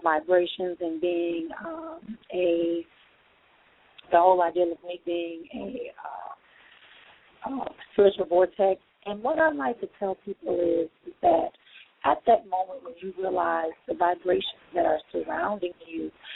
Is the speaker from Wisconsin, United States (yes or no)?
yes; Milwaukee, Wisconsin, United States; my hometown, Milwaukee, Wisconsin